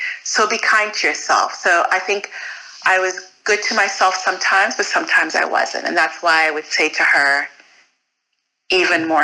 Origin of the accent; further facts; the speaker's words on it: United States; also born or lived in Fort Greene; I'm Nigerian American